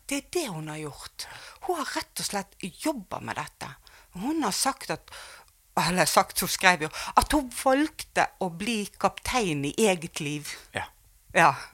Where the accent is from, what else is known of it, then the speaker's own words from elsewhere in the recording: Bergen, Vestland, Norway; Jeg vokste jo opp her i Bergen